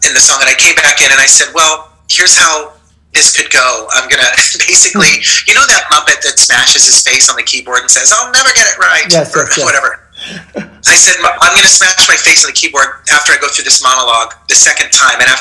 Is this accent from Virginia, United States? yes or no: yes; Woodbridge, Virginia, United States; I grew up, a lot of growing up in Woodbridge, Virginia, Nova